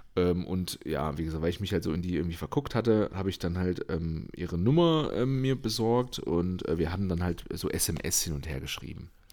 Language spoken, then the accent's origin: German; eastern Germany, Germany; moved away; ich komme ja aus dem Osten